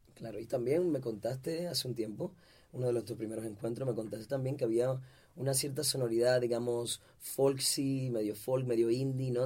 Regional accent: Dominican Republic; mi tierra hermosa, la República Dominicana

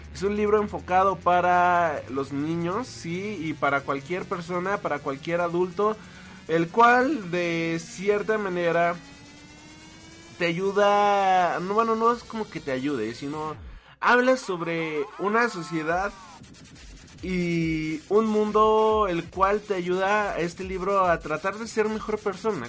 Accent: Mexico; a mí como mexicano

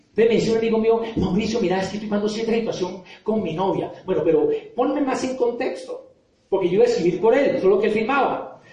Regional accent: Popayán, Cauca, Colombia; moved away as an adult; now in Bogotá, Colombia; yo vengo de Popayán, soy de Popayán y llevo acá en Bogotá ya varios años

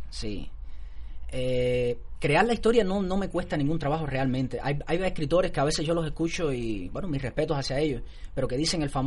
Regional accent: Cuba; Mira, pasaron muchas cosas, porque yo soy cubano.

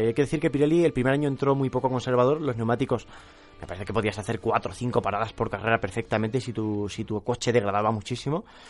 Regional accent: Arroyo de la Luz, Extremadura, Spain; moved away; Es el Día de la Luz en mi pueblo

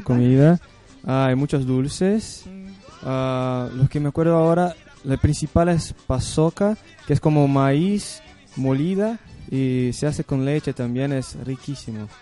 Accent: Limeira, São Paulo, Brazil; Spanish is a second language; moved away as an adult; now in Córdoba, Argentina; Yo soy de São Paulo, pero no de la capital, soy del interior de São Paulo, una ciudad que se llama Limeira

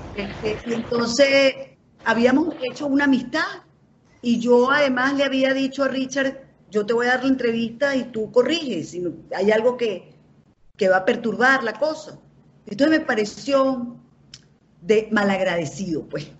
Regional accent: Caracas, Capital District, Venezuela; yo soy barguense yo digo, yo soy caraqueño

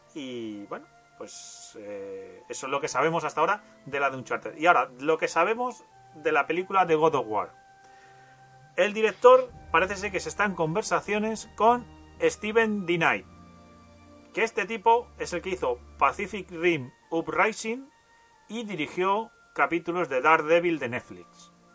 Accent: Castilla-La Mancha, Spain; yo soy de La Mancha y en La Mancha se dice Halo

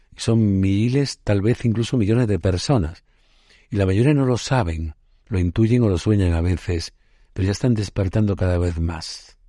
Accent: Puente Genil, Andalusia, Spain; mi pueblo natal, Puente Genil, en Córdoba

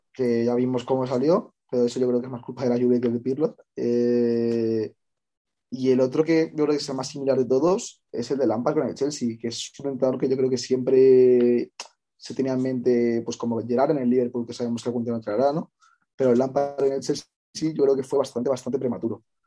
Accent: Madrid, Community of Madrid, Spain; soy de Madrid

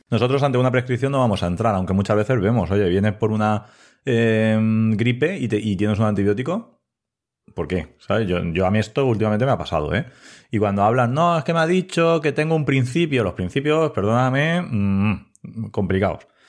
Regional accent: Elda, Valencian Community, Spain; also born or lived in Ibi; trabajo en Ibi, aunque yo soy de Elda.

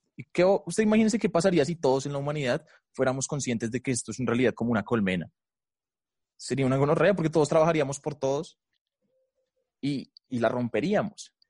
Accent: Bogotá, Colombia; Soy de Colombia

